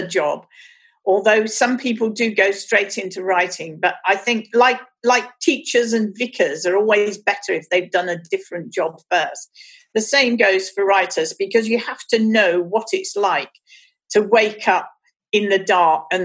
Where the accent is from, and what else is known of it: Birmingham, West Midlands, United Kingdom; born or raised there